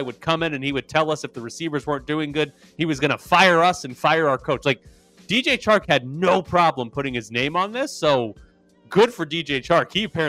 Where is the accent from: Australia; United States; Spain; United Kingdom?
United States; the South; Like, I'm also from the South, Urban.